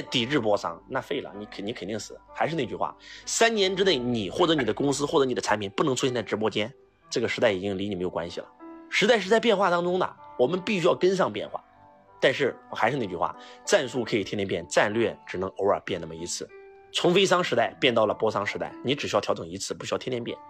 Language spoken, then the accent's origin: Chinese; Henan, China; 我们河南人被称为中原人士